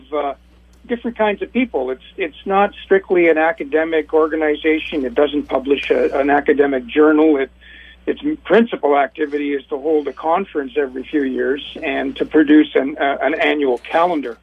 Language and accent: English; British Columbia, Canada; I'm a Canadian, my area of British Columbia was a hotbed of mine mill organizing